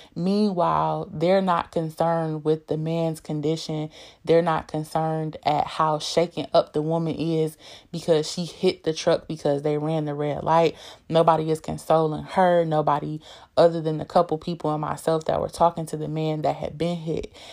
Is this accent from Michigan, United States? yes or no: yes; Detroit, Michigan, United States; I'm from Detroit, born and raised